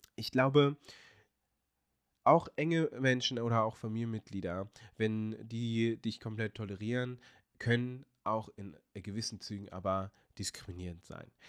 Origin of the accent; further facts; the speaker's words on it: Hanover, Lower Saxony, Germany; moved away as an adult; now in Portugal; ich bin sehr stolz darauf, Hannoveraner zu sein, weil das ist meine Heimatstadt. Ähm, daher kommt meine Mutter, da bin ich geboren und groß geworden